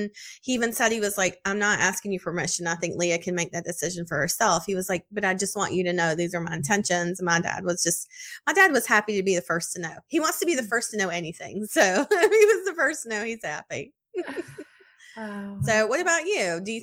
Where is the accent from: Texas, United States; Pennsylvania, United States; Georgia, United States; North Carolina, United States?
Texas, United States; I'm from Texas. It's hot all summer.